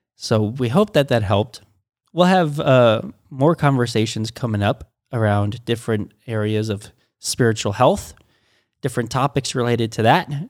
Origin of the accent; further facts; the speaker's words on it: United States; I was born in America